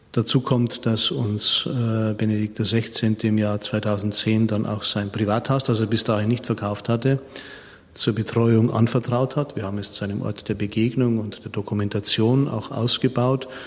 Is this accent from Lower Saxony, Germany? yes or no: no; Munich, Bavaria, Germany; moved away as an adult; now in Regensburg, Germany; Ich bin ja ein Münchner